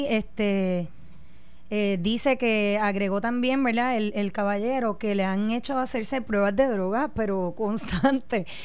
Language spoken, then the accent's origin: Spanish; Puerto Rico